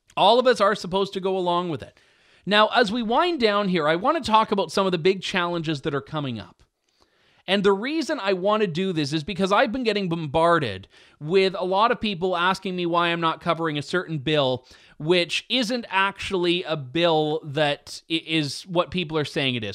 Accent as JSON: {"language": "English", "town": "London", "region": "Ontario", "country": "Canada", "said": "I'm from London"}